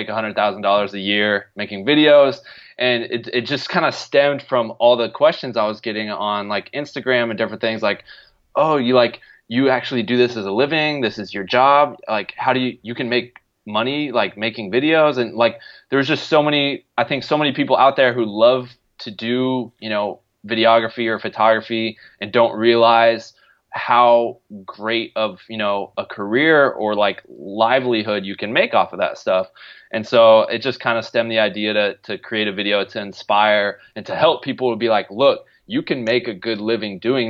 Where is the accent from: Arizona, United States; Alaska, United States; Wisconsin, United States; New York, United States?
Arizona, United States; now in Los Angeles, United States; I'm from Arizona, so I'm been born and raised and live in the sunshine my whole life.